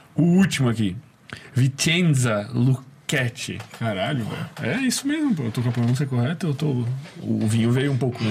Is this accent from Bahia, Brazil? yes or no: no; Florianópolis, Santa Catarina, Brazil; Tu é de Floripa, a gente é de Floripa